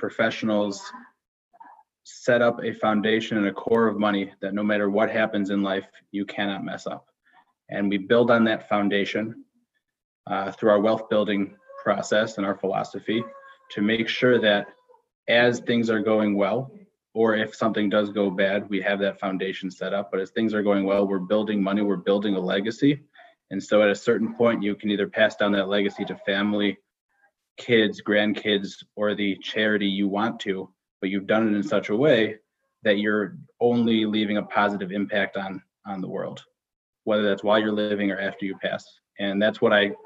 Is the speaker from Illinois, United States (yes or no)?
yes; Skokie, Illinois, United States; also born or lived in Israel / Northbrook, Illinois; I grew up born and raised in Skokie, Illinois.